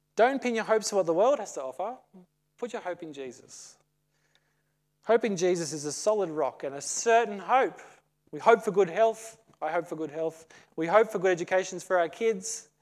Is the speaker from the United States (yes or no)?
no; Australia; As an Aussie